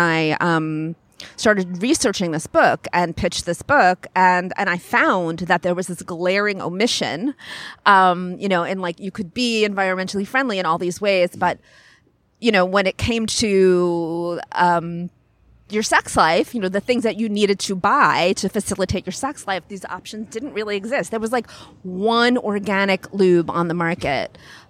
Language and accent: English; Long Island, New York, United States; No, I'm from Long Island, New York.